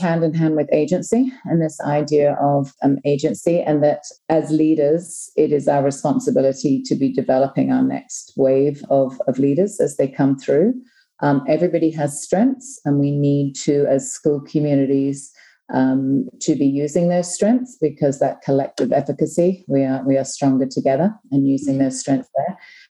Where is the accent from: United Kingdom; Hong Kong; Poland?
Hong Kong; also born or lived in New Zealand; now in Thailand; As a person, I am originally from New Zealand, but was raised in Hong Kong. I did all my primary and secondary school in Hong Kong, and have worked throughout the Asia Pacific region, so Hong Kong, China, Vietnam, and now Thailand.